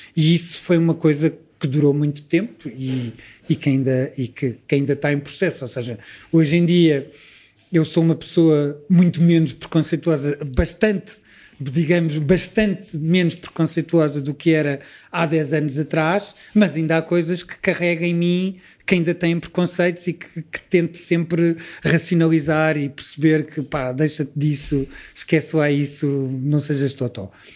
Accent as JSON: {"language": "Portuguese", "region": "Lisbon", "country": "Portugal", "tie": "born or raised there", "said": "eu cresci dentro dos preconceitos todos que Lisboa produzia nessa altura"}